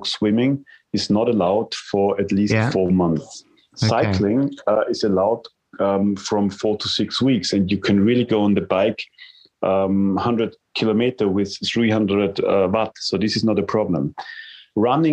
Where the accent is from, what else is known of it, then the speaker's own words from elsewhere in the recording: Vienna, Austria; I come from Vienna, the home spot is definitely the Neusiedler See